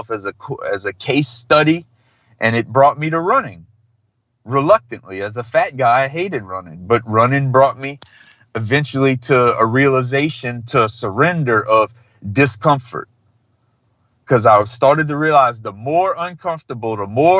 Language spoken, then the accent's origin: English; Thibodaux, Louisiana, United States; I grew up in South Louisiana, which is in the South and in the South of the South